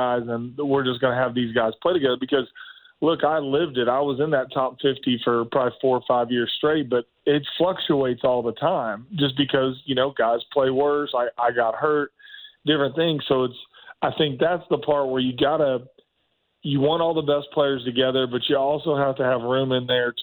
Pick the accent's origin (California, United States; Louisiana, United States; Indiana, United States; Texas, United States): Indiana, United States; Richmond; moved away as an adult; also born or lived in Oklahoma; I was a kid from Richmond, Indiana